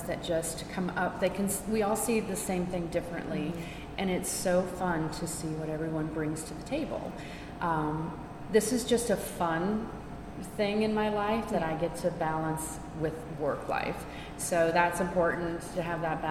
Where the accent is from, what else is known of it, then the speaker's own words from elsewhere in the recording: Tennessee, United States; also born or lived in Charleston, South Carolina; now in Atlanta, United States; I've only lived in the South my whole life. I grew up in Tennessee and lived in Charleston, South Carolina before moving to Atlanta, Georgia.